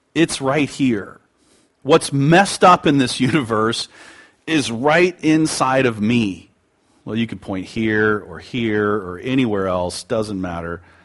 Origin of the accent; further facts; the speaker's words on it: United States; pridefully American, although I am proud